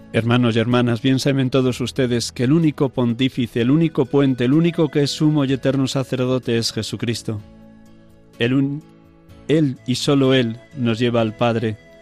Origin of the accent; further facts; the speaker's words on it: Riaza, Castile and León, Spain; Riaza, mi pueblo natal